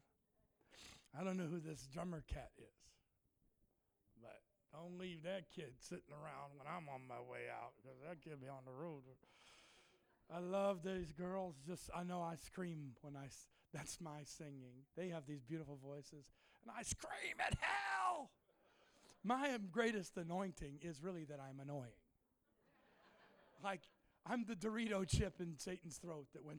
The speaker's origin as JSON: {"language": "English", "town": "Cleveland", "region": "Ohio", "country": "United States", "also_born_or_lived": "Indiana", "moved": "yes", "said": "I'm from Cleveland."}